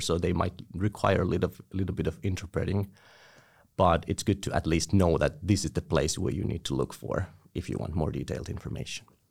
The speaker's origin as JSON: {"language": "English", "town": "Tampere", "region": "Pirkanmaa", "country": "Finland", "tie": "born or raised there", "said": "I was born in Tampere, studied here, and I'm currently working here"}